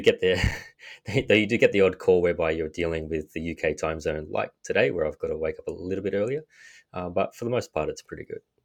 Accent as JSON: {"language": "English", "country": "Australia", "accent": "Australian", "moved": "as an adult", "lives_now": "New York, United States", "said": "As you can tell from my accent, I am Australian."}